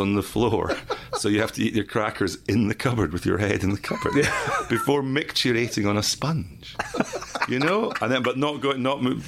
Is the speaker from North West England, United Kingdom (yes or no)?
no; Edinburgh, Scotland, United Kingdom; I grew up in Edinburgh, but my dad was from Hamilton